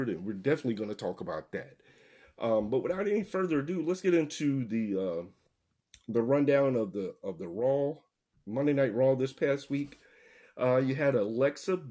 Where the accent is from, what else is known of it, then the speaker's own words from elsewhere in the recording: the South, United States; We're all three from the South